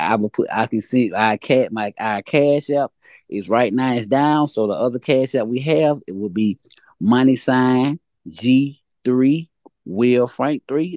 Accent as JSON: {"language": "English", "town": "Montgomery", "region": "Alabama", "country": "United States", "tie": "born or raised there", "also_born_or_lived": "Atlanta, Georgia", "said": "I'm from Montgomery. I moved to Atlanta last year and came back to Montgomery"}